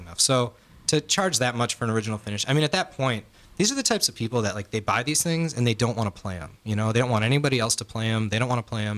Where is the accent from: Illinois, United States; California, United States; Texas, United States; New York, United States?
Illinois, United States; Chicago; we're from Chicago